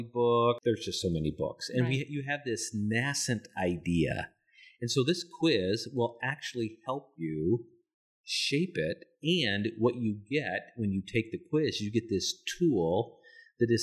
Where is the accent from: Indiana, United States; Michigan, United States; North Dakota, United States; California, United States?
North Dakota, United States; I grew up in North Dakota, and so I grew up in the salt and the snow.